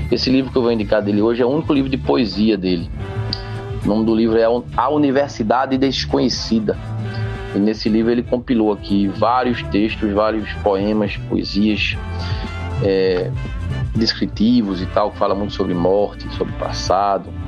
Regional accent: Limoeiro, Pernambuco, Brazil; now in Recife, Brazil; eu cresci em Limoeiro, né? tem um clima serrano, mas é uma serra que tampa o vento, a gente fica no pé da serra, é um bafo quente infernal.

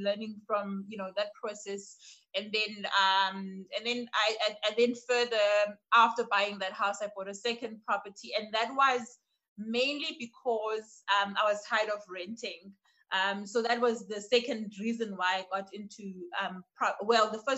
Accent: Port Elizabeth, Eastern Cape, South Africa; moved away as an adult; now in Grahamstown, South Africa; Born and bred in Port Elizabeth, raised by three wonderful women

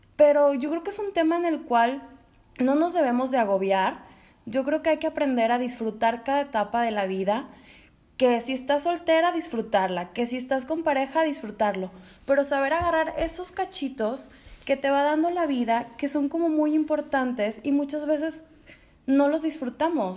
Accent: Monterrey, Nuevo León, Mexico; also born or lived in Spain; soy regia, ya adoptada también, nací en España, pero ya llevo toda mi vida aquí en Monterrey

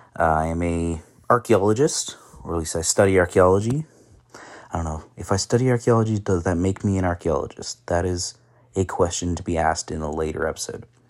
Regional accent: Ottawa, Ontario, Canada; also born or lived in Qatar / China; I am from Canada, uh, Ottawa, born and raised

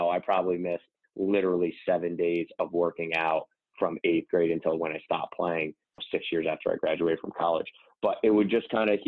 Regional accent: Albany, New York, United States; moved away as an adult; also born or lived in Hungary / Italy / Spain / Iceland; I played for the Nike AAU team in our area, the Albany City Rocks.

